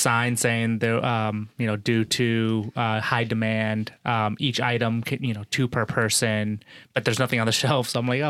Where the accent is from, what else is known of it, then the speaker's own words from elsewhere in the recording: Noblesville, Indiana, United States; moved away; I grew up in Indiana, 11 years in Indiana. Where? So, Noblesville, just north of Indianapolis.